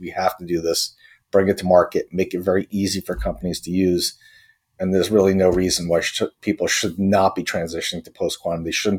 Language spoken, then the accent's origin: English; Croatia; also born or lived in Austria; now in United States; I was born in Croatia in the former Yugoslavia, where I initially grew up, and we ended up having to escape from the country, ended up as a refugee in Austria while we waited for asylum in the U.S.